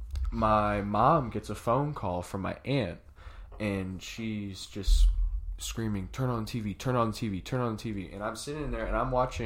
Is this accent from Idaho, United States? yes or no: no; Savannah, Georgia, United States; also born or lived in Atlanta, Georgia; I lived in Savannah, Georgia at the time. I was born in Savannah